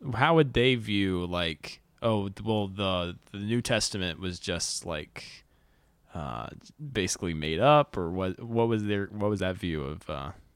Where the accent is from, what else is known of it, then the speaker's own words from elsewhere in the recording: North Carolina, United States; I grew up in North Carolina.